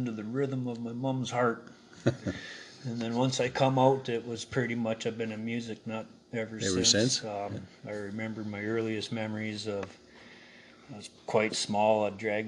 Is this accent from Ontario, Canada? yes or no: no; Canal Flats, British Columbia, Canada; I'm from Canal Flats, BC